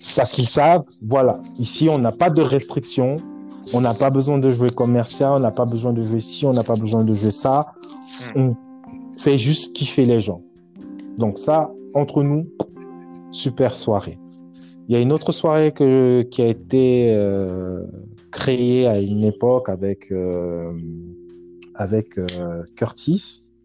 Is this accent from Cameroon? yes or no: yes; Douala, Littoral, Cameroon; moved away; also born or lived in Dakar, Senegal / Paris, France; j'ai grandi à Douala, au Cameroun